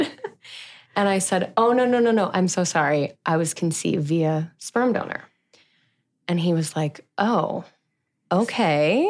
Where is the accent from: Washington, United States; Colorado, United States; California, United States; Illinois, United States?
Colorado, United States; Denver; now in Austin, United States; I was born in Denver, Colorado on July sixth, nineteen ninety-one